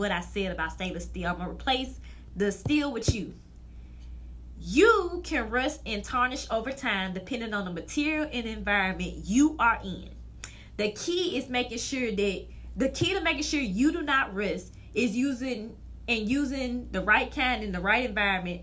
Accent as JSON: {"language": "English", "region": "Mississippi", "country": "United States", "said": "from Verkaden, Mississippi."}